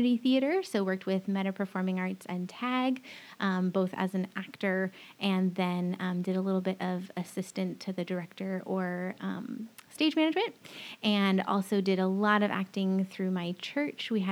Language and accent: English; Mount Vernon, Washington, United States; moved away as an adult; also born or lived in Wenatchee, Washington / Orcas Island, Washington / Port Angeles, Washington / Newberg, Oregon; I grew up in Mount Vernon, but before that, spent some time living in Wenatchee on the east side, and then also lived on Orcas Island, very young, lived there for a few years, and I was actually born in Port Angeles, so a little bit all over the state.